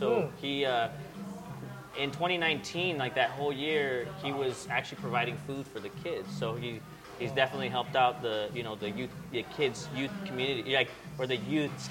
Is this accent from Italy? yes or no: no; Mexico City, Mexico; also born or lived in Chicago; now in Long Beach, United States; I'm from Mexico City, and that's pretty much where the taco originated from